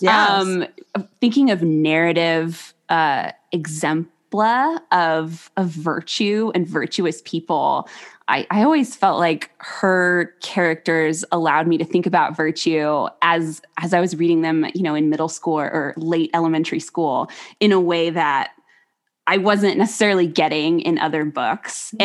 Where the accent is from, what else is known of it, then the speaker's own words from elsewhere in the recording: United States; just being an American